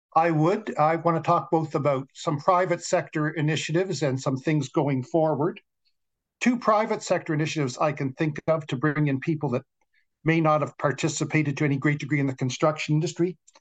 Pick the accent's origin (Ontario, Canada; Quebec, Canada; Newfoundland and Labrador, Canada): Ontario, Canada; Toronto; I grew up in the West End of Toronto